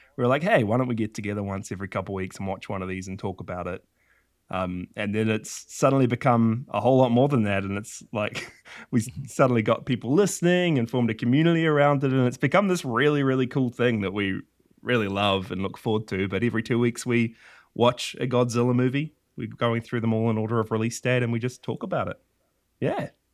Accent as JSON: {"language": "English", "town": "Whangarei", "region": "Northland", "country": "New Zealand", "tie": "born or raised there", "said": "I live in a little country called New Zealand, um, in a tiny little town called Whangarei and I've I've been here my whole life"}